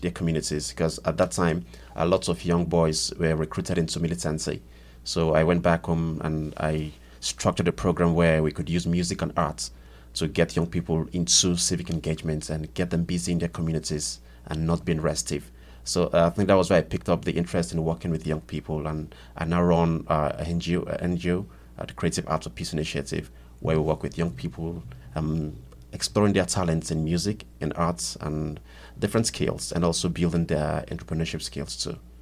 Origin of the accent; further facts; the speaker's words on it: Nigeria; from Nigeria.